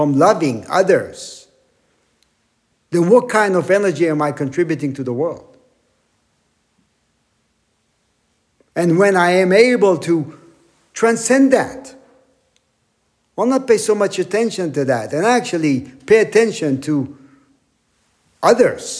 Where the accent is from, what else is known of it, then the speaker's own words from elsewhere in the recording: Israel; now in Wyckoff, United States; growing up in Israel, still having family there.